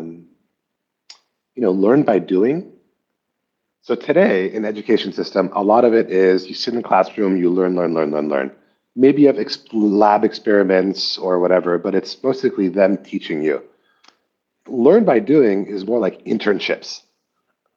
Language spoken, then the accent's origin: English; Palo Alto, California, United States; moved away as an adult; also born or lived in Shanghai, China; I grew up in Palo Alto.